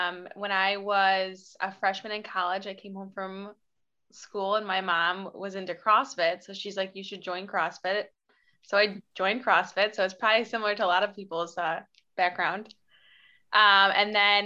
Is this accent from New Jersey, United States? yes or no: no; Batavia, New York, United States; now in Rochester, United States; I grew up in Batavia, New York. I currently live in Rochester, New York